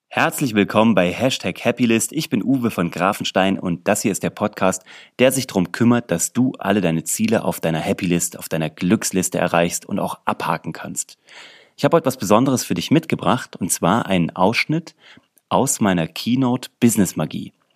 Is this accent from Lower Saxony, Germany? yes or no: no; Kassel, Hesse, Germany; in einer Zauberschule in Kassel, wo ich herkomme